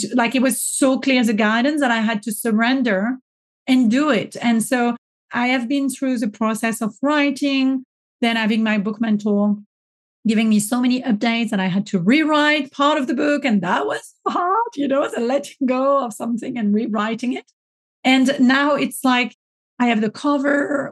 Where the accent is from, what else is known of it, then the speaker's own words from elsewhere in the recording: France; accent: French; my French accent